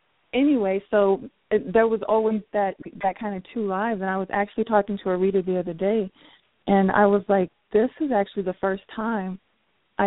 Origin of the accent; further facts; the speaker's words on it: New Mexico, United States; I grew up in New Mexico